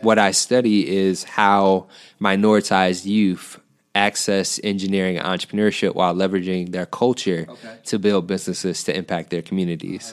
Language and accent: English; Detroit, Michigan, United States; also born or lived in Southfield, Michigan; i'm from the detroit area uh, i went to dps schools okay. um, until fourth grade and then uh, we moved to Southfield, okay. and I went to Southfield